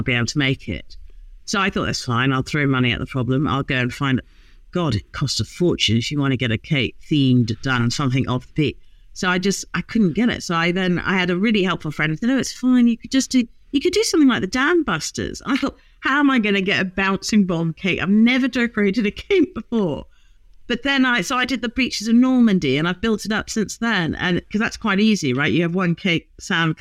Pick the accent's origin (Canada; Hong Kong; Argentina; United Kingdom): Hong Kong; moved away; I grew up in Hong Kong